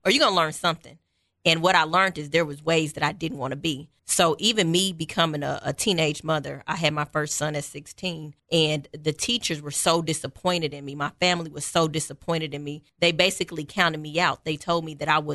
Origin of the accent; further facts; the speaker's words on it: Kansas City, Missouri, United States; I am from nowhere in Kansas City. Quite honestly, I moved as a child probably every 3 to 6 months. So I've almost lived in every neighborhood in Kansas City.